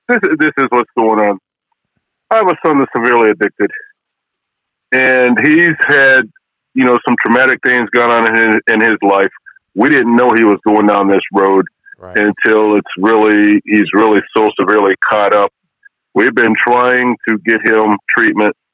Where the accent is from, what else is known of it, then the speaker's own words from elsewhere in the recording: Ohio, United States; I'm from Ohio, but I'm I'm in uh, another state right now.